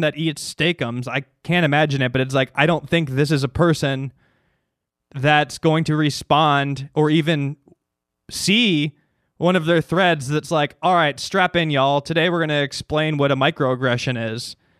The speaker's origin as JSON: {"language": "English", "town": "Chicago", "region": "Illinois", "country": "United States", "tie": "born or raised there", "moved": "yes", "said": "I grew up in Chicago. Well, the suburbs"}